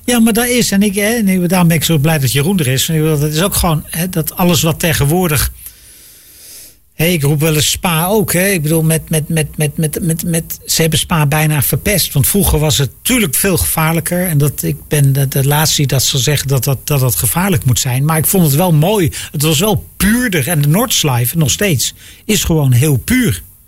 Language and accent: Dutch; Netherlands; wij als Nederlanders